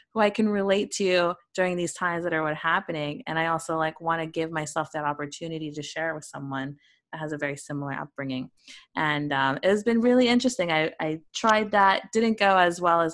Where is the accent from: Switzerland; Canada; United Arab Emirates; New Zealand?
Canada; a little brown girl growing up in Canada